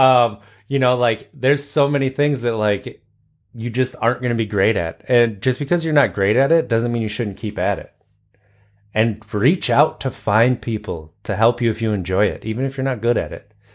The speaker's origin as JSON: {"language": "English", "country": "United States", "said": "I'm American."}